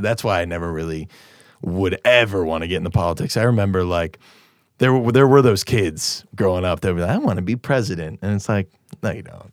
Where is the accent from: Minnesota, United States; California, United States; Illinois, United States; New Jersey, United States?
Illinois, United States; Naperville; I'm from Naperville. You know how many people I went to high school